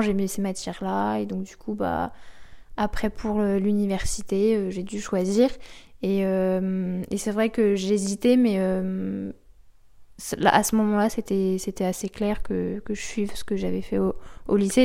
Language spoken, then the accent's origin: French; Normandy, France; j'ai grandi euh, en Normandie, dans une jolie maison de campagne